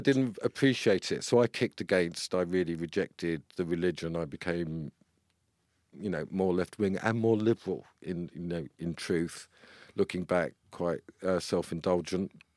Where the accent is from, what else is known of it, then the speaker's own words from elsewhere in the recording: London, United Kingdom; also born or lived in Walthamstow, London; I was brought up in Palmer's Green. So we moved to the North Circular. I was born in Walthamstow